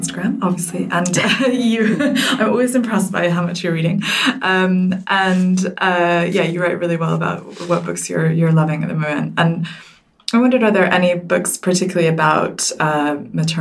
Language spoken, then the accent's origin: English; United States; now in United Kingdom; I grew up in the States